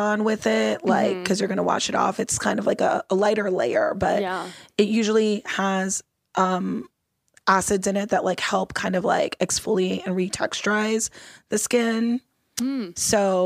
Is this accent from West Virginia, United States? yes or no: no; Los Angeles, California, United States; I grew up in Los Angeles, California. Okay. So I grew up here in LA, I grew up in Mount Washington and Eagle Rock